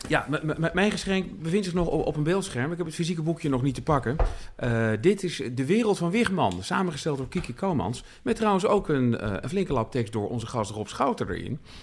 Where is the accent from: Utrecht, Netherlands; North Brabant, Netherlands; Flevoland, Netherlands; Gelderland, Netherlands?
Utrecht, Netherlands; als Utrechter